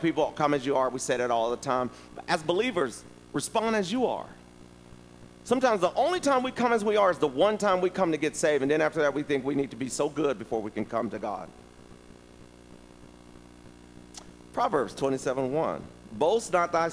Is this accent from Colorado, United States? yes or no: no; Virginia, United States; I'm from Virginia